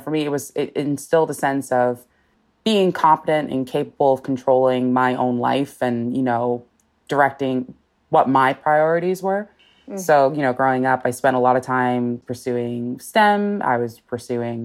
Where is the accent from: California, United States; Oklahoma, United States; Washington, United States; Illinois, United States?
California, United States; Los Angeles; I'm born and raised in Los Angeles